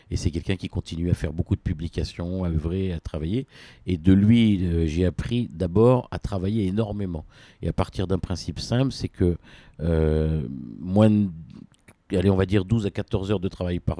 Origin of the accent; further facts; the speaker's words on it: Réunion, France; born there; en tout cas, je suis né à La Réunion, mon nombril est enterré à La Réunion